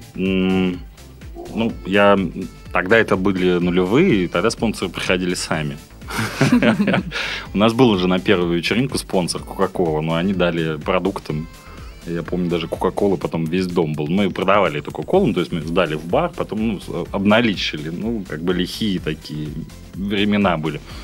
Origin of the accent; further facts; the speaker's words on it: Yekaterinburg, Sverdlovsk Oblast, Russia; moved away as an adult; now in Saint Petersburg, Russia; в Екатеринбурге, откуда я родом